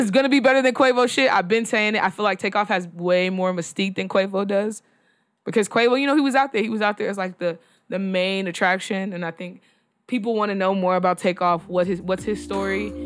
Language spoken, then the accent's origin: English; Texas, United States; I'm from Texas